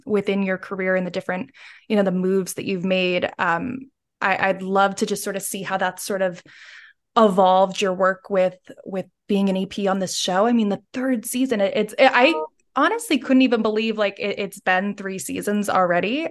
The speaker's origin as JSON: {"language": "English", "country": "United States", "moved": "yes", "lives_now": "United Kingdom", "said": "as an American and now living in the U K"}